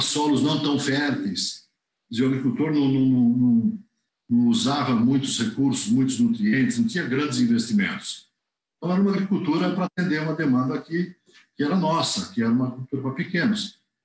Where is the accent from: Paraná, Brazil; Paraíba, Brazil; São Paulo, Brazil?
São Paulo, Brazil; Jaguariúna; eu sou natural aqui de, de Jaguariúna, né? Região metropolitana de Campinas